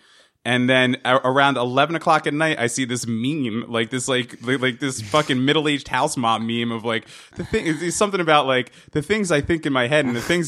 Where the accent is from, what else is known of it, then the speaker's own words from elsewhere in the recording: New Jersey, United States; also to remind you that I'm from New Jersey.